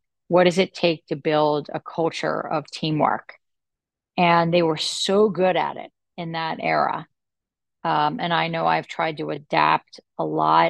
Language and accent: English; Atlantic City, New Jersey, United States; I'm from Atlantic City, New Jersey